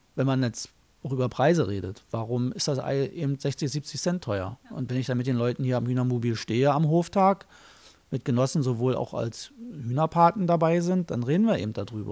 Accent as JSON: {"language": "German", "country": "Germany", "tie": "born or raised there", "said": "Ich bin in der DDR groß geworden"}